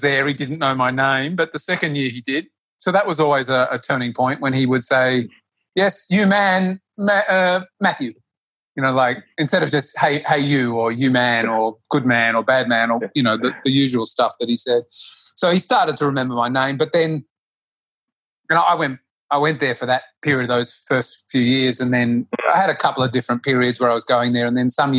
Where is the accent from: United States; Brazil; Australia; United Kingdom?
Australia; accent: Australian; moved away; my bad Australian accent